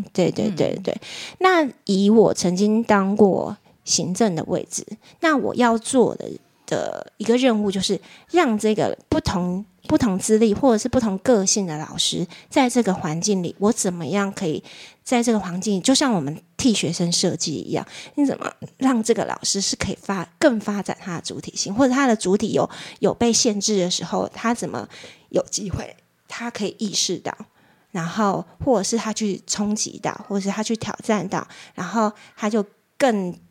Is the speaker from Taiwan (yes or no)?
yes; Tainan, Taiwan; moved away; 我高中以前是在台南长大